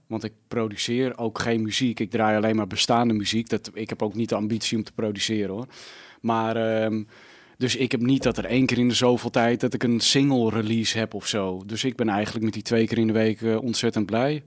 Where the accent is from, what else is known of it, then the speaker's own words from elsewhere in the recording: Almere, Flevoland, Netherlands; ik ben opgegroeid in Almere